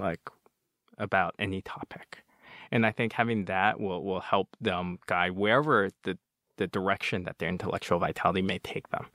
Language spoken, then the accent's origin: English; United States; also born or lived in Nanjing, China; they tried raising me as an American. Besides speaking only Chinese at home